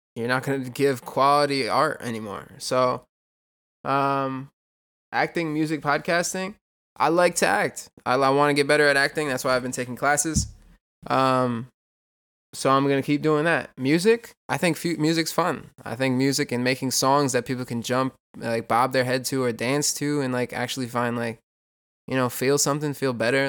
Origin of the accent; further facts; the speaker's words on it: New York, United States; I'm from New York